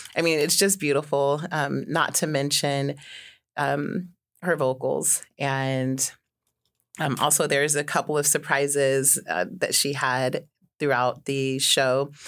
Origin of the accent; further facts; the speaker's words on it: Juneau, Alaska, United States; I grew up here in Juneau